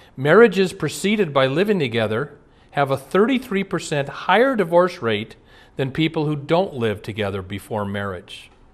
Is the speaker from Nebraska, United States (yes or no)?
yes; Omaha, Nebraska, United States; moved away; I'm from Omaha. Years ago, when I'd go home to Omaha